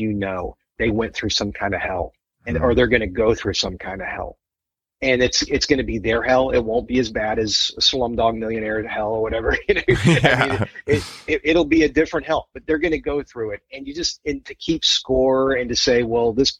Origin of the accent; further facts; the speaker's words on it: the South, United States; When I was a little kid growing up in the South